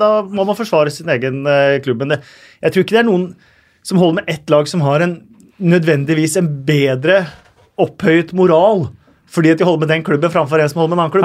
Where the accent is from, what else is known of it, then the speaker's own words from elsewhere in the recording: Oslo, Norway; jeg er fra Oslo